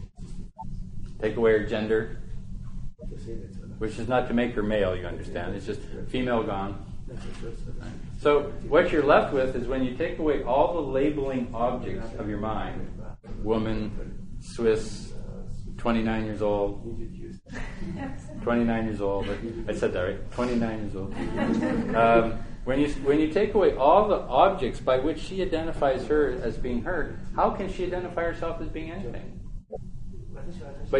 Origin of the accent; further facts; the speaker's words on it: Western Canada, the Prairies, Canada; I'm from the prairies. I'm from Western Canada.